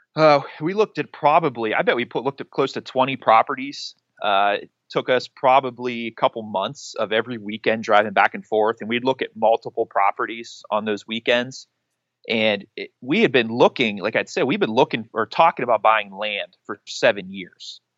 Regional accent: Western Pennsylvania, United States; moved away as an adult; now in Ohio, United States; I am originally from Pennsylvania, actually Western P A, about, uh, an hour north of Pittsburgh

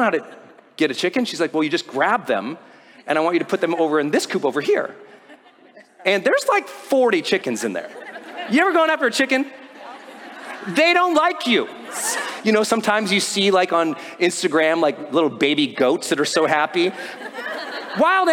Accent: Montana, United States; I'm from Montana

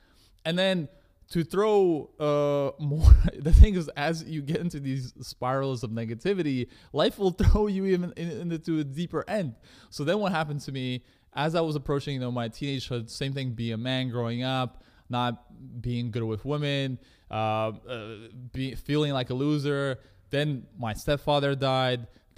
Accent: Russia; now in Canada; I come from, you know, I'm an immigrant from Russia. My parents immigrated to Canada.

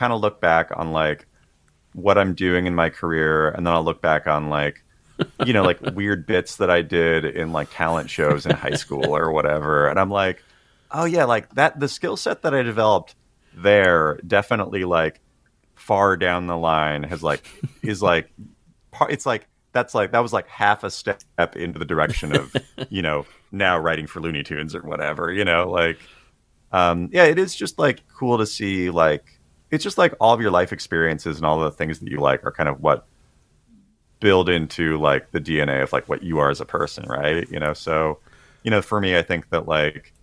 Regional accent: Tulalip Reservation, Washington, United States; moved away as an adult; now in Los Angeles, United States; I grew up on the Tulalip Reservation

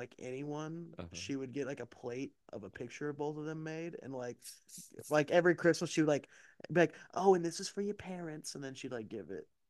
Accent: Canada; now in Greece; Greece, but I'm Canadian.

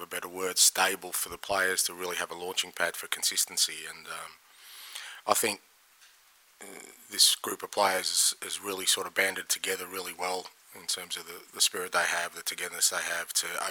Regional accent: Australia; now in United Kingdom; being Australian

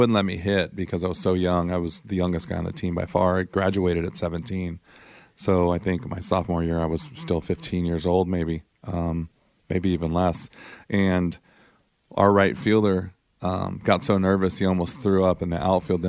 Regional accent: Diamond Bar, California, United States; where I grew up in Diamond Bar

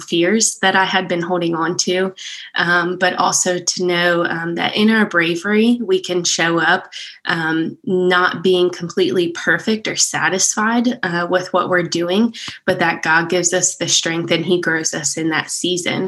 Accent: Pennsylvania, United States; moved away as an adult; now in Prattville, United States; We're originally from Pennsylvania. So we moved from Amish country down to the South

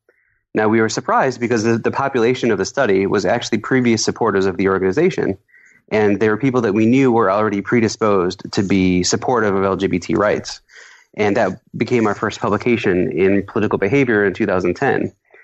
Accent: Iowa, United States; I was really proud of my home state of Iowa.

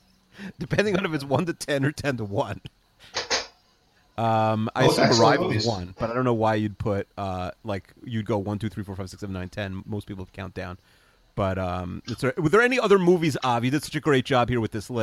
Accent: Five Towns, Long Island, New York, United States; growing up in the Five Towns

